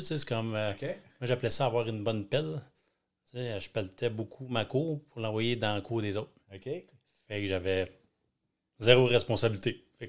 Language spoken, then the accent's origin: French; Thetford Mines, Quebec, Canada; moved away; je suis natif de Thetford. C'est tout petit